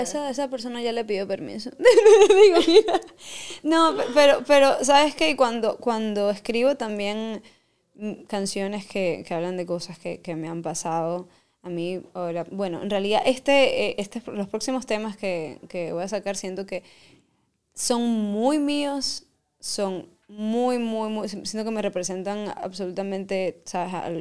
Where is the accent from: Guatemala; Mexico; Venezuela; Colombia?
Venezuela; soy caribeña, soy Venezuela